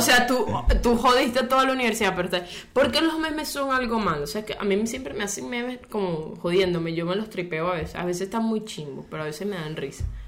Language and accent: Spanish; Aragua, Venezuela; mi pueblito de Aragua